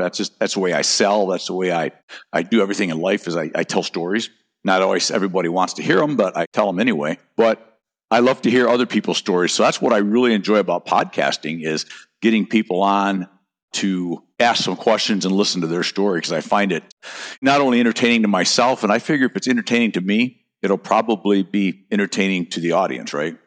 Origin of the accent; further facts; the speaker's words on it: North Country, United States; now in Naples, Florida, United States; I grew up in the North Country